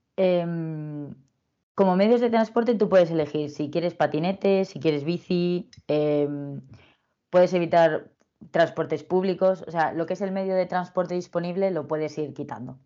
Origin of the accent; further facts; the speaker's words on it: Madrid, Community of Madrid, Spain; yo soy de Madrid